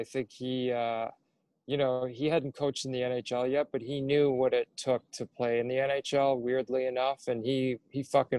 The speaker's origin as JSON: {"language": "English", "town": "Coal Harbour", "region": "Nova Scotia", "country": "Canada", "tie": "born or raised there", "said": "I grew up in Coal Harbour, Nova Scotia, so I watched those guys play in the Nova Scotia Junior League, which was like one of the best."}